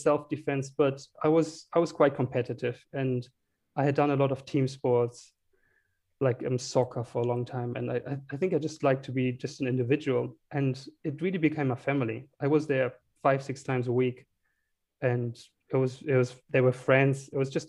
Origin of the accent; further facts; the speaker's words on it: Heidelberg, Baden-Württemberg, Germany; small town called Heidelberg, close to Frankfurt.